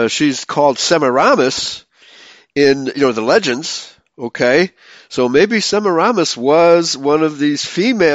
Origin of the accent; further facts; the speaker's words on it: near Heidelberg, Baden-Württemberg, Germany; that's near my hometown